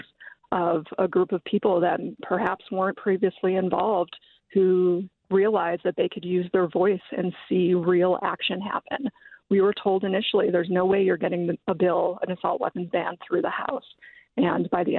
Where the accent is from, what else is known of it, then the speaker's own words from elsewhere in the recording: Winnetka, Illinois, United States; now in Washington, D.C., United States; I grew up in Winnetka